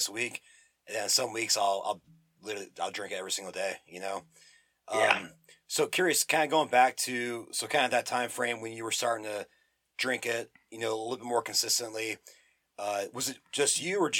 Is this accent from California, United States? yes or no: no; Phoenix, Arizona, United States; moved away; We're from Phoenix originally